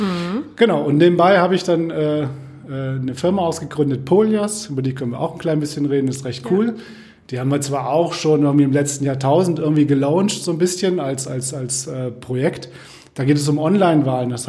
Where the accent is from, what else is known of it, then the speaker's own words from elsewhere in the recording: Kassel, Hesse, Germany; Ja, ich komme aus Kassel, bin in Kassel geboren, bin in Kassel zur Schule gegangen, bin in Kassel zum Studium gegangen, bin eigentlich nie aus Kassel rausgekommen